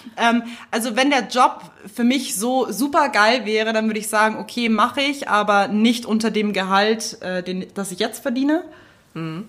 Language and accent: German; Munich, Bavaria, Germany; als Münchner